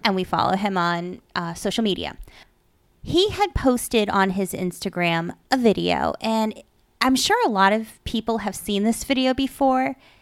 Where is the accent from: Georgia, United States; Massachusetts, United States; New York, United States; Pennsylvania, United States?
Massachusetts, United States; Dracut; moved away; I grew up in Drake at Mass, and it used to be a lot of farmland